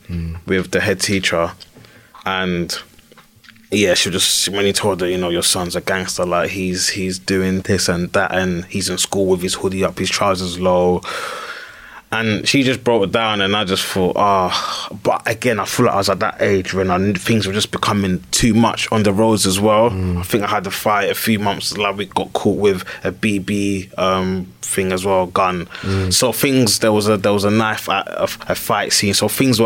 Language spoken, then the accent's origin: English; London, United Kingdom; I used to walk down the road in Mitcham and Croydon